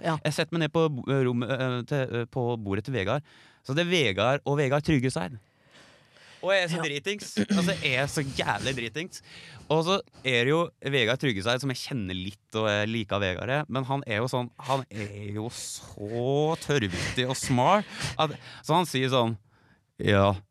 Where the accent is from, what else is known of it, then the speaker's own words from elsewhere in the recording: Geilo, Buskerud, Norway; du som er bergenser, du er vel stadig vekk på Geilo, der jeg er fra?